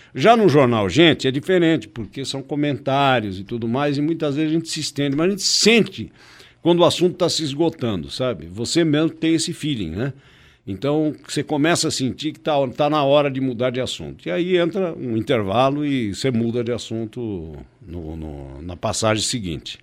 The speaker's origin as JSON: {"language": "Portuguese", "country": "Brazil", "said": "Nós somos brasileiros"}